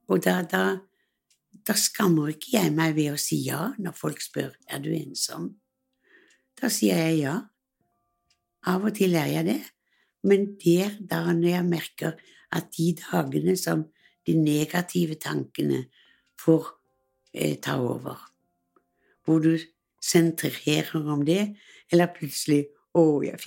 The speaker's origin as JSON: {"language": "Norwegian", "region": "Western Norway", "country": "Norway", "said": "jeg er vestlending, og det var mange i familien som emigrerte til USA."}